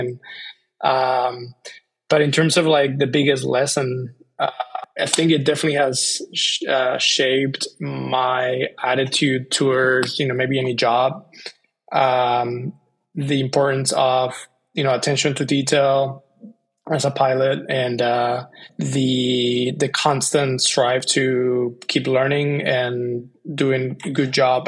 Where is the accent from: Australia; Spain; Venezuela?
Spain; moved away as an adult; also born or lived in Bay Area, United States; now in United States; I grew up in Spain.